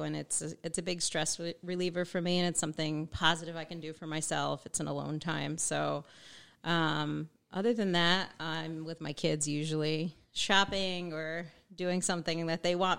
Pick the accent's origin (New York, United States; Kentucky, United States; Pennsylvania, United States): New York, United States; Beacon; I was born and raised in Beacon, and I never really left. I'm still living here in Beacon, and with my family